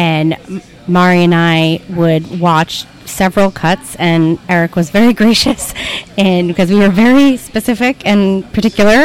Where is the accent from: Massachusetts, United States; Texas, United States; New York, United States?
New York, United States; Yonkers; also born or lived in Bronx; From Yonkers originally